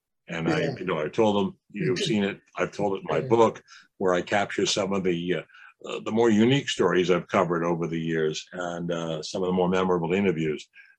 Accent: New York City, New York, United States; I've grown up here, a kid born and raised in the Bronx

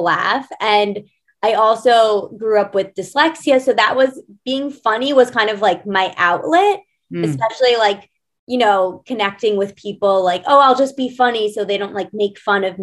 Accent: New York City, New York, United States; also born or lived in Long Island; I grew up in New York City, although I had a stint in Long Island

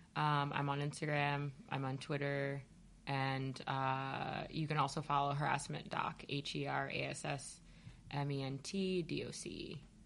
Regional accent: Ohio, United States; I'm from Ohio

